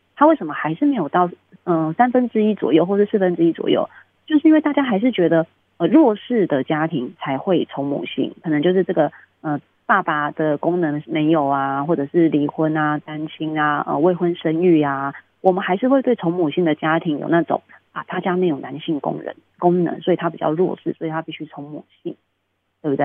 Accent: Taiwan; 很多台湾的孩子都是这样长大，我也是这样长大

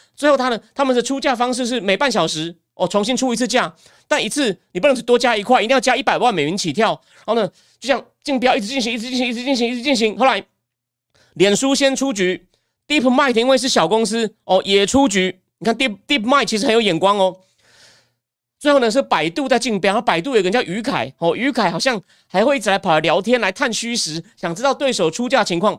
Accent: Taichung, Taiwan; now in Taipei, Taiwan; 虽然我在台中出生长大，不过我的户籍已经迁到台北市了

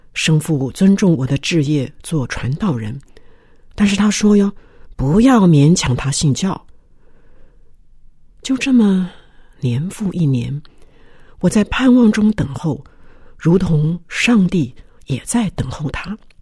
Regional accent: Taiwan; 从小在眷村长大

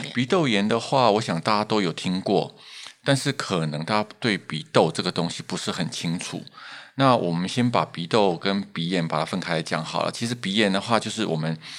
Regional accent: Taiwan; 我们台湾人

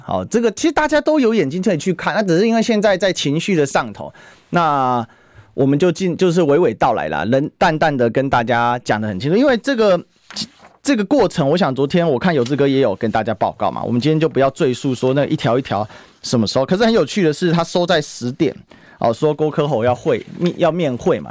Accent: Taiwan; 我们台湾人

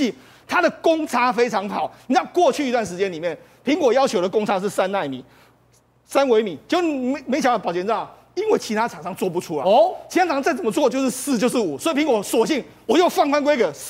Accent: Taiwan; 我觉得我们台湾人要认清这一点的这个现实啊，

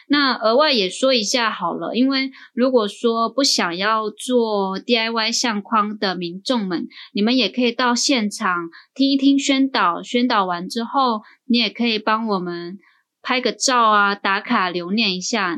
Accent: Hualien, Hualien County, Taiwan; 我自己是花莲人，原住民

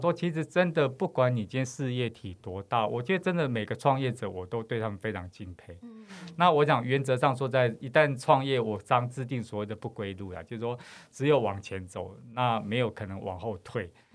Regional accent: Taipei, Taiwan; 其实我应该是讲着我们是在西门町长大孩子

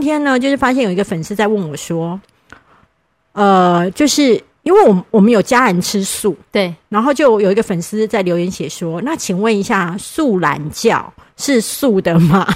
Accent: Kaohsiung, Taiwan; 我是高雄人，南部人就会就是谦虚嘛

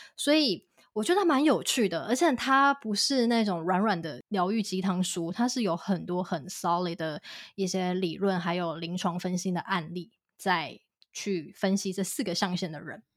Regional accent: Kaohsiung, Taiwan; also born or lived in London, United Kingdom; 我自己作为高雄人

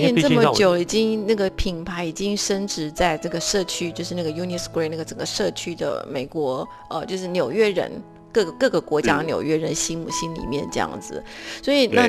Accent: Taiwan; now in New York, United States; 就会就会在台湾，我根本不会觉得说哦，我们台湾人是怎么样。结果来到这个世界大熔炉的时候，觉得哦，就很想要找一些机会要去表达台湾怎么样怎么样

